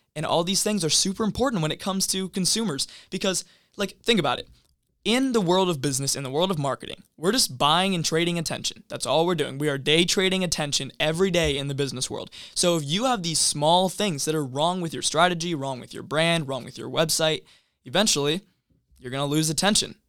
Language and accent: English; Everett, Washington, United States; I grew up in Everett, Washington